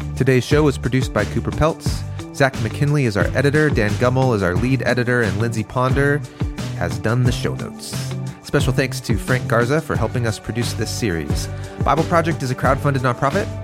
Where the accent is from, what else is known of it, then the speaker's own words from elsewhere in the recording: Malaysia; I'm from Malaysia.